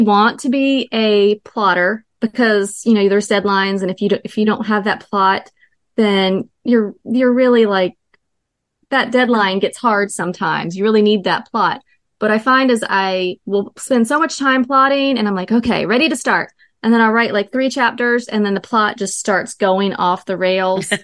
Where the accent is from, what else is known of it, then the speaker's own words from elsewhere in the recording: North Carolina, United States; I'm from North Carolina.